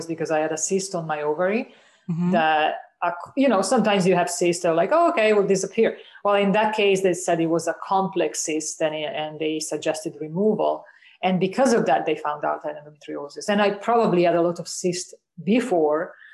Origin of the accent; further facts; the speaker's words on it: Italy; moved away as an adult; also born or lived in United States / Canada; I grew up in Italy.